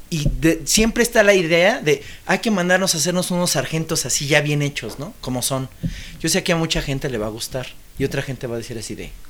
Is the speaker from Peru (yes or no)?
no; Mexico; vengo de México.